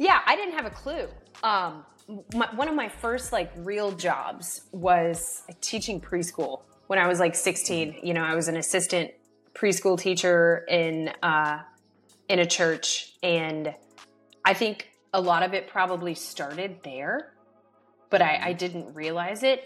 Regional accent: Atlanta, Georgia, United States; I grew up in Atlanta, Georgia

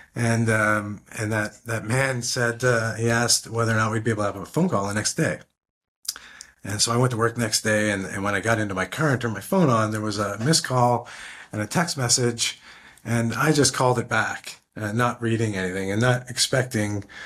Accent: Canada; also born or lived in Ottawa, Canada; I'm Canadian

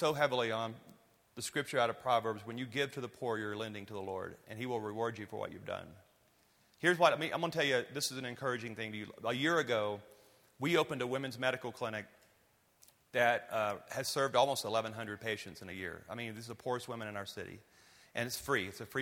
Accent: Louisiana, United States; I'm from Louisiana

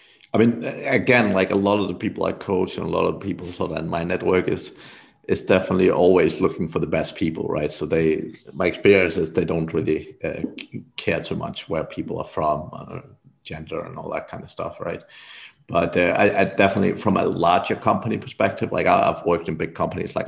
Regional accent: Denmark; moved away; I'm from Denmark originally myself

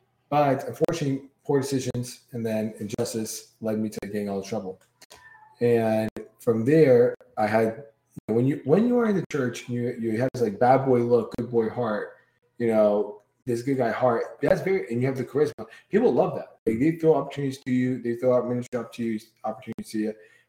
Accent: Brooklyn, New York, United States

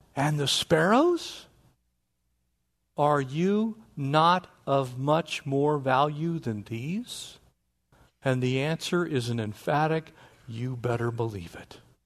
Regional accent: North San Diego County, California, United States; I grew up in North San Diego County.

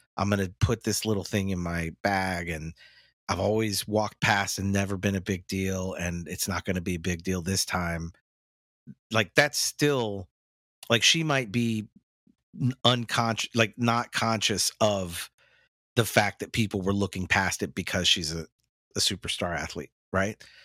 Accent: United States; Americans in general, me included

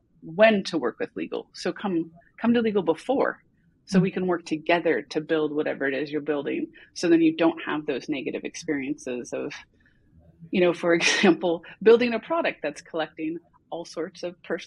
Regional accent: United States; moved away as an adult; also born or lived in California; now in Copenhagen, Denmark; I'm an American who is an expat living in Denmark in Copenhagen

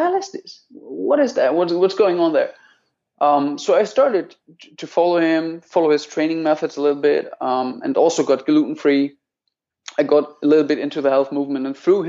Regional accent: Menden, North Rhine-Westphalia, Germany; near Dortmund. It's called Menden. But nobody knows

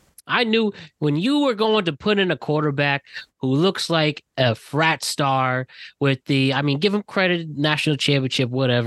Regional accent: Northeast, United States; growing up in the Northeast

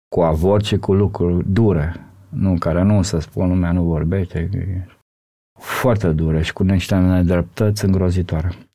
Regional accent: Romania; eu sunt din România

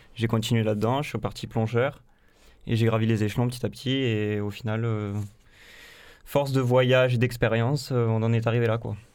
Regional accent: Carcassonne, Occitania, France; moved away; also born or lived in Montpellier / New Zealand / La Grande-Motte; je viens de Carcassonne

